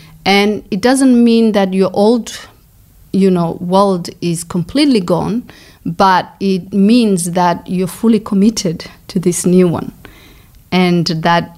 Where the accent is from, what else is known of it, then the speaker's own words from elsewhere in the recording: Coast, Kenya; moved away as an adult; also born or lived in Somalia / Brighton, Australia; now in Australia; I grew up in Kenya, so I'm Somali